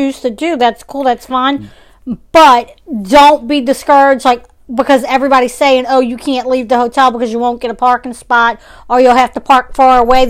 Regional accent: New Orleans, Louisiana, United States; Right. We're from New Orleans. There's places in Texas that we would, we want to try.

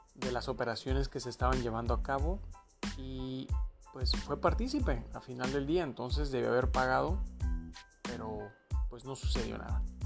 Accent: Mexico; como mexicanos

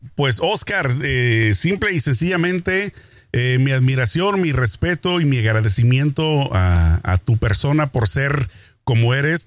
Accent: Mexico; yo crecí en México

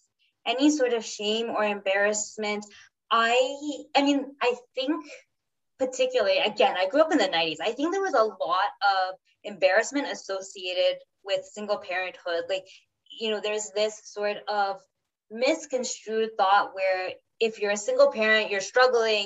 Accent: Trinidad & Tobago; now in Canada; we're Trinidadian, we live here in Canada

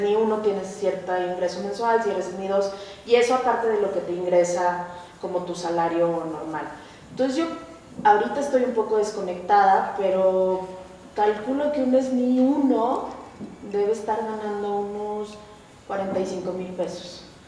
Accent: Colombia; moved away; also born or lived in Veracruz, Mexico; nací en Veracruz, crecí en Colombia.

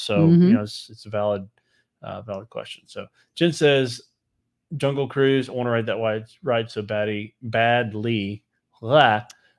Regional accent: Alabama, United States; That's how we say it down here in Bama.

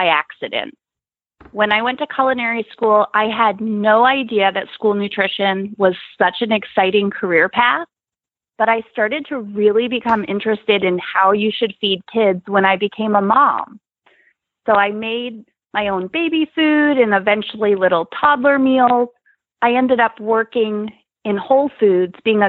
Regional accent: New Jersey, United States; now in Nebraska, United States; Now I live in Nebraska, but I grew up in New Jersey.

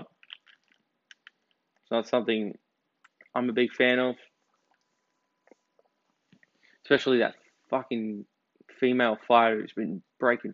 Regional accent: Australia; as an Australian, as someone whose ancestors were shipped over here because they were convicts

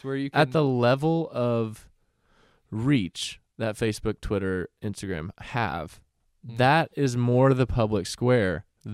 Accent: Texas, United States; we're from Texas

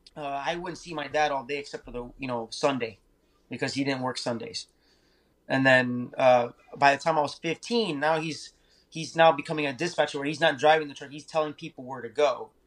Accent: Naples, Florida, United States; also born or lived in Miami, Florida; I was born in Miami, so we moved here to Naples

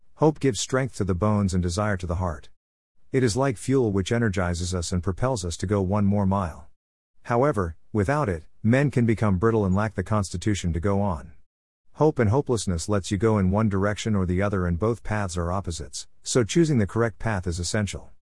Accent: Trinidad & Tobago; I remember growing up in Trinidad and Tobago and attending secondary school. The school I attended was a school in the south of the island

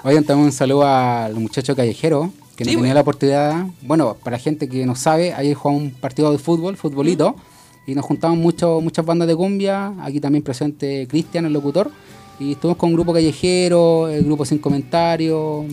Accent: Conchalí, Santiago Metropolitan Region, Chile; nosotros somos del, de Conchalí

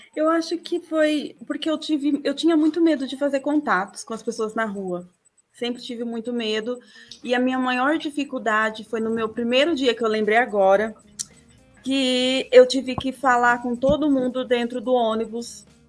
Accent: Lençóis Paulista, São Paulo, Brazil; Lençóis Paulista, é interior.

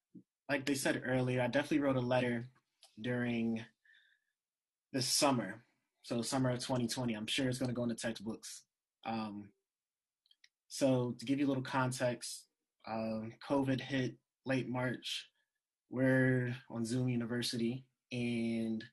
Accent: United States; moved away; also born or lived in Texas / Pennsylvania / New Jersey; I lived in PA and Jersey most of my life. I feel like the North kind of shaped me

